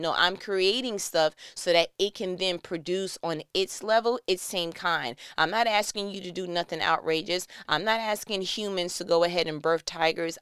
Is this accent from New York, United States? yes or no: yes; New York, United States; I'm from New York